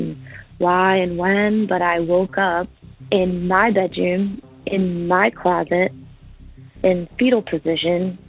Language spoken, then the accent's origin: English; Pennsylvania, United States; I'm calling from Pennsylvania. This happened in Pennsylvania when I was young, like 4 or 5, at my parents' house